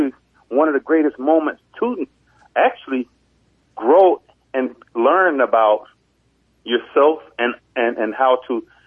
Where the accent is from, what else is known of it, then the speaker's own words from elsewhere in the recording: Opa-locka, Florida, United States; now in Atlanta, United States; I was born in the great city of Opa-locka